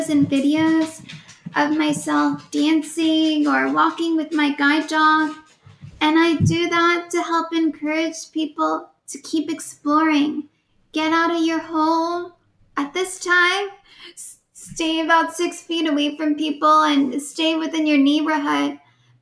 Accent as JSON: {"language": "English", "town": "Oakland", "region": "California", "country": "United States", "tie": "born or raised there", "said": "I was born and raised in Oakland, California."}